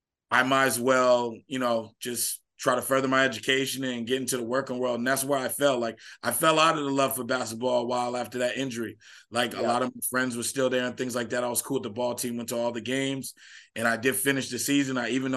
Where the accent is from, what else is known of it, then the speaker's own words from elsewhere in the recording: Newport, Rhode Island, United States; Like growing up in Newport, Rhode Island, you know, I started at the Boys and Girls Club and I just had a love for it even when I was younger.